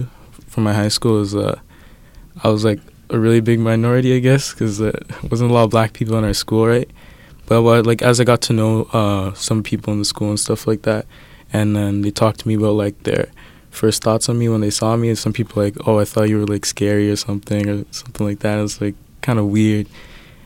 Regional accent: Edmonton, Alberta, Canada; born or raised there

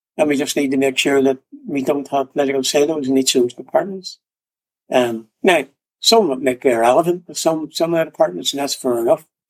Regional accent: Northern Ireland, United Kingdom; I was born in Northern Ireland, part of the UK

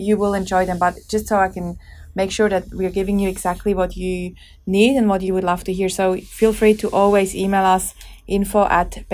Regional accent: Switzerland; I grew up in Switzerland

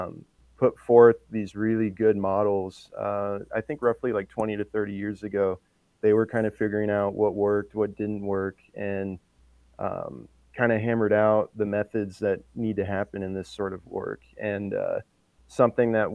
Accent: Rosebud, South Dakota, United States; I'm Lakota from Rosebud, and so we had a few words here and there in the house

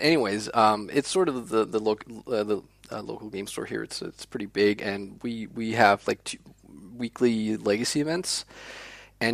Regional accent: Copenhagen, Capital Region of Denmark, Denmark; English is a second language; Being a native of Denmark, it's

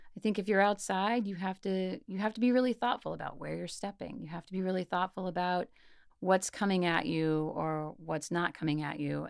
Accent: Mississippi, United States; I grew up in Mississippi and lived in a fairly small uh, but college town

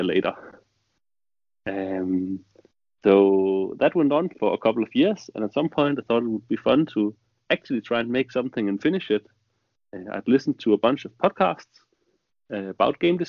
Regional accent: Denmark; I'm from Denmark.

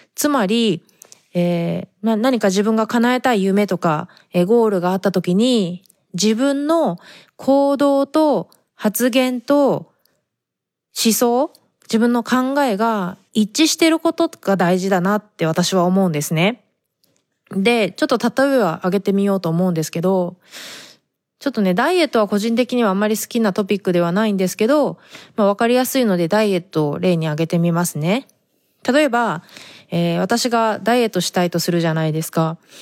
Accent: Japan; moved away as an adult; now in San Diego, United States; 生まれ育ちは日本だから

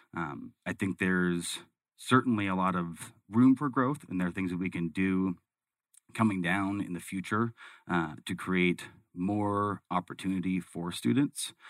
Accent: Arizona, United States; growing up in Arizona

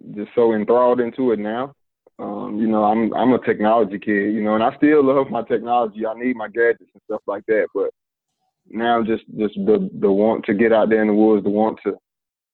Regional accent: Asheville, North Carolina, United States; I'm from Asheville, North Carolina.

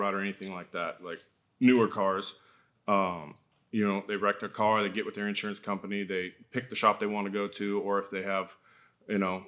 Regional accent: Folsom, California, United States; also born or lived in Auburn; I was born in Auburn. I was raised in Folsom, like Old Town Folsom

